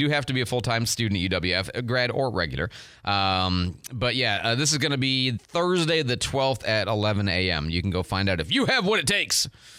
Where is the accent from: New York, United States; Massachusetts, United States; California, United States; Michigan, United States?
Michigan, United States; Detroit; I was born and raised in the Detroit area, and so for a while, and then after that, later other places.